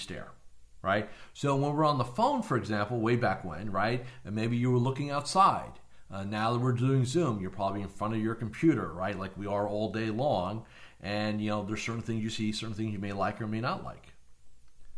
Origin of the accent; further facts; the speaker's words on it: New Jersey, United States; moved away as an adult; now in Florida, United States; I was born and raised in New Jersey up until 20-some-odd years ago.